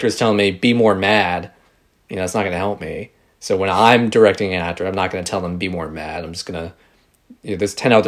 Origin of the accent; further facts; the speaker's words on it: New Jersey, United States; now in New York, United States; I was born in New York and grew up in New Jersey, and I'm back in New York now